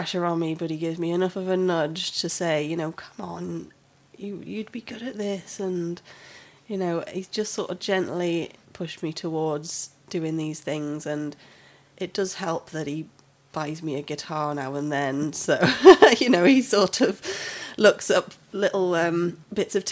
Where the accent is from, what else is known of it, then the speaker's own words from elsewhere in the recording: Ramsbottom, North West England, United Kingdom; moved away as an adult; now in Swansea, United Kingdom; I'm from up north, a little place called Ramsbottom, up in Lancashire. It's sort of near Bury and Bolton. However, I have actually lived in Swansea for longer than I lived up there now